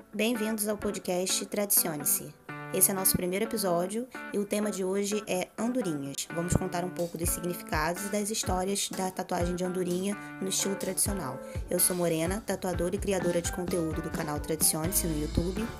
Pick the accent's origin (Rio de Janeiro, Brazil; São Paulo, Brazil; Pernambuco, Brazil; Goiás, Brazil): Rio de Janeiro, Brazil; Rio das Ostras; a gente é de Rio das Ostras